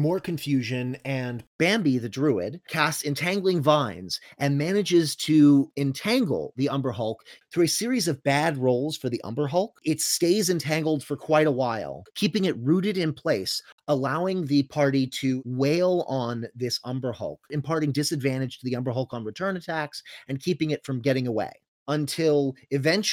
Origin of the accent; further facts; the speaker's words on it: Florida, United States; We are from Florida, not Georgia